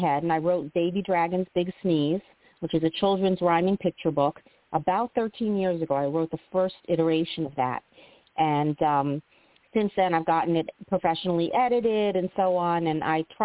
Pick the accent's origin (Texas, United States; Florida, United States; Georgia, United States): Florida, United States; South; moved away; also born or lived in Chicago; I grew up in South Florida